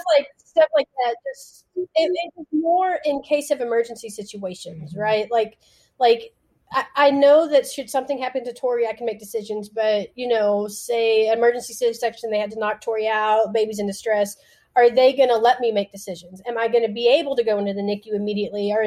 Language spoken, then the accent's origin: English; West Texas, United States; I grew up in West Texas where it's even like smaller minded